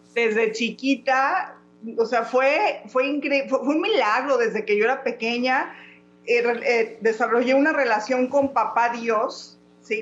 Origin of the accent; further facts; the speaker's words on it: Guanajuato, Mexico; also born or lived in León; now in United States; soy de México, por cosas de la vida vivimos en Estados Unidos